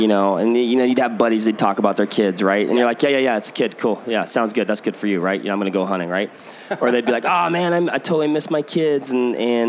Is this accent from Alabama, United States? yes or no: no; Washington, United States; now in Middleton, Wisconsin, United States; born and raised in Washington